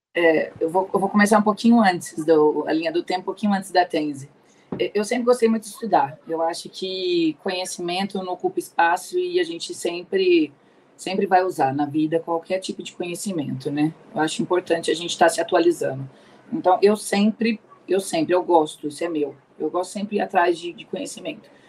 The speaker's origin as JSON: {"language": "Portuguese", "town": "Ribeirão Preto", "region": "São Paulo", "country": "Brazil", "tie": "born or raised there", "also_born_or_lived": "Anápolis, Goiás", "said": "sou aqui de Ribeirão Preto, nasci aqui em Ribeirão, é, permaneço aqui em Ribeirão Preto"}